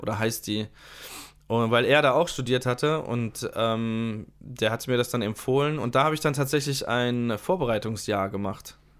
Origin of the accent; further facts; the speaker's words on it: Ludwigshafen, Rhineland-Palatinate, Germany; nach Ludwigshafen zurück an, mhm. äh, an die Musikschule gewechselt, also das heißt zurück äh, in meinen Geburtsort